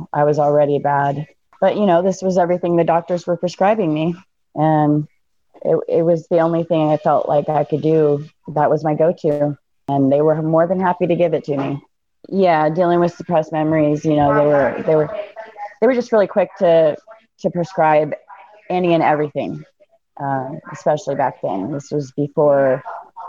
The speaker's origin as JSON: {"language": "English", "town": "Fort Myers", "region": "Florida", "country": "United States", "tie": "born or raised there", "also_born_or_lived": "Seattle, Washington", "moved": "yes", "said": "I was born in Florida. And in Fort Myers, Florida. I was raised part of my life up in Seattle. Okay. So I'm kind of all over. But Florida girl by nature"}